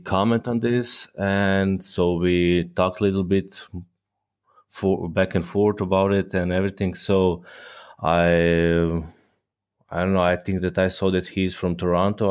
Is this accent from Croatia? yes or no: yes; Croatia; moved away as an adult; now in Germany; born and raised in Croatia, but I'm currently living in Germany